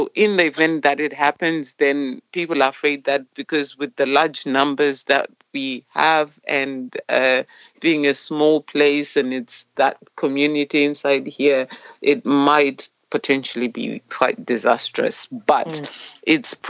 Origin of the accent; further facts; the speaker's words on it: Zimbabwe; moved away as an adult; now in Mosney, Ireland; I'm from Zimbabwe originally. I've been here since 2018, August.